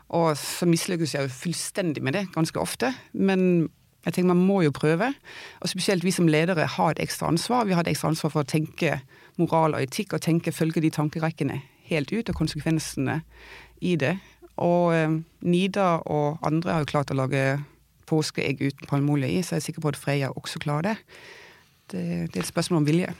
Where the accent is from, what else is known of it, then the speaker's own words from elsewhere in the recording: Denmark; also born or lived in Oslo, Norway; now in Vang i Valdres, Norway; jeg er dansk